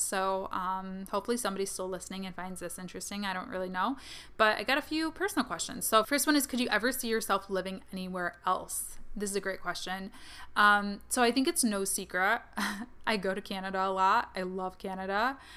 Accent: Kalamazoo, Michigan, United States; my hometown, Kalamazoo, Michigan

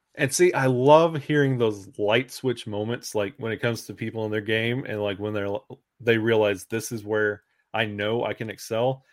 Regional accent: Alabama, United States; I was born and raised in Alabama

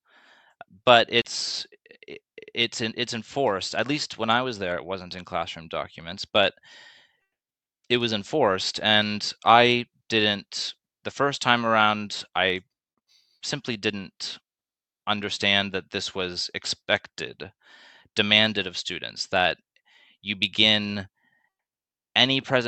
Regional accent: Canada; growing up in Canada

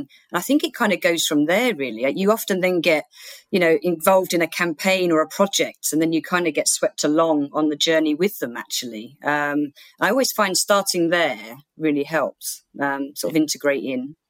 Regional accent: Bexleyheath, London, United Kingdom; the Woolwich in Bexley Heath, which was my hometown

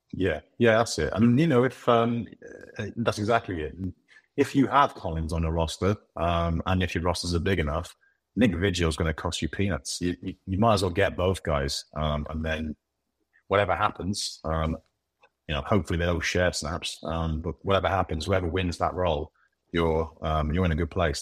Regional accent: United Kingdom; I'm British

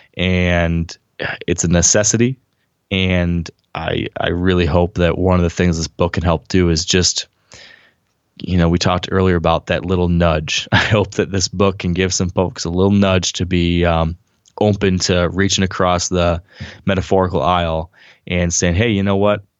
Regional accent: Michigan, United States; I'm from Michigan

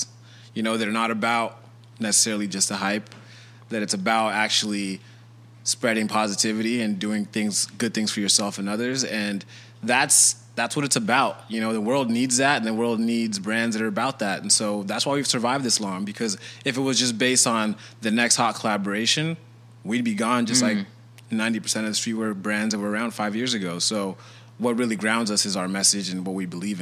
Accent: Kenya; I was born in Kenya.

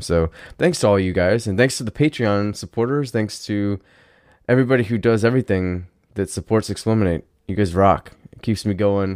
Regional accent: United States; I'm American

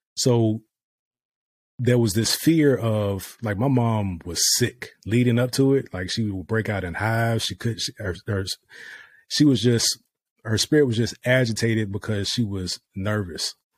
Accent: Virginia, United States; moved away as an adult; also born or lived in Dubai; now in Texas, United States; we're from Virginia

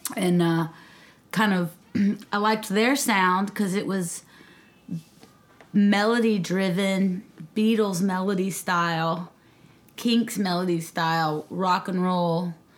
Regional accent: Nashville, Tennessee, United States; moved away as an adult; also born or lived in Mississippi; now in Charleston, United States; I grew up in Nashville, Tennessee, via Mississippi

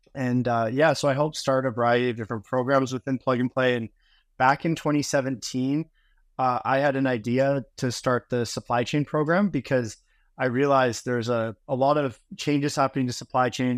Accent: Vancouver, British Columbia, Canada; moved away as an adult; I'm originally from Vancouver, Canada

